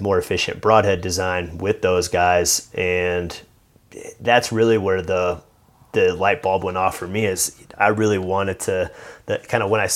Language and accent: English; Indiana, United States; moved away as an adult; I grew up in Indiana